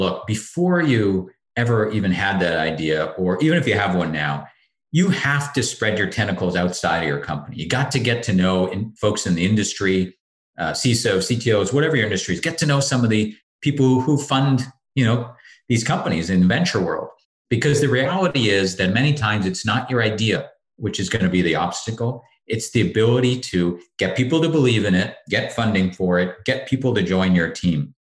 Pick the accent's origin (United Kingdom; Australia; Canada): Canada; born there; Hey, look, since I was born in Canada, I'm happy for everybody when they win the cup.